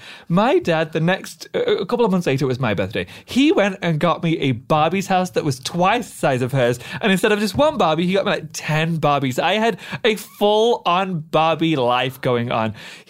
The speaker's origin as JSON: {"language": "English", "town": "Doncaster", "region": "Yorkshire and the Humber", "country": "United Kingdom", "tie": "born or raised there", "said": "we had the most lovely little childhood in Doncaster."}